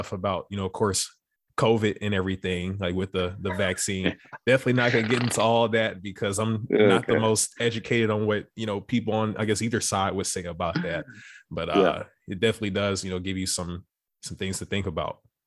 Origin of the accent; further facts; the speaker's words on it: Beaumont, Texas, United States; My hometown is maybe about like 30, 45 minutes from Louisiana border. So I can only imagine. So I'm from Beaumont